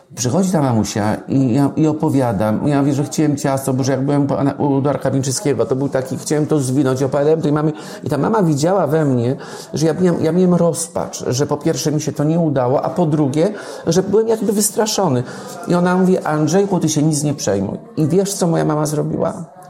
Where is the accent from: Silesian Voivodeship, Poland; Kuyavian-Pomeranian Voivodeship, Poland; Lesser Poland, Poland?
Lesser Poland, Poland; near Wolbrom; w Domaniejewicach koło Wolbromia, skąd pochodzę